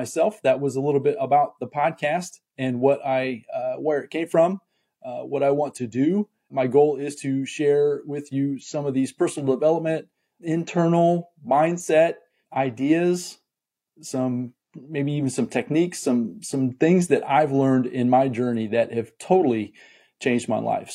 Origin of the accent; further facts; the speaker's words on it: Muncie, Indiana, United States; also born or lived in Fort Wayne, Indiana; I was born in a town called Fort Wayne, Indiana, which is northeast Indiana. But I consider my hometown where I was raised in a town called Muncie, Indiana